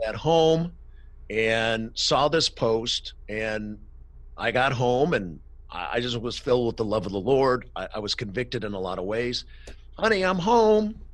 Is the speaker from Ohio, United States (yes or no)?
yes; Cleveland, Ohio, United States; now in Los Angeles, United States; born and raised in Cleveland, Ohio.